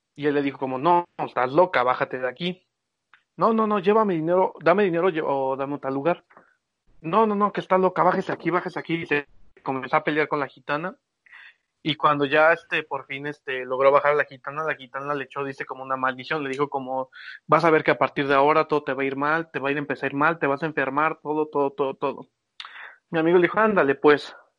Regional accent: Mexico; cuando era chiquito yo vivía ahí por Santa Mónica, Viveros y todos esos lados

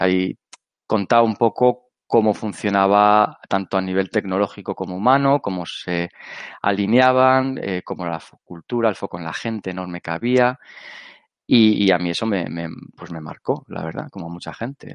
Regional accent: Alicante, Valencian Community, Spain; yo soy de Alicante

